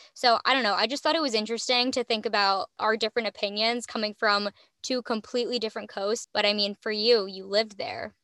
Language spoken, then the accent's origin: English; Midwest, United States; I'm from the Midwest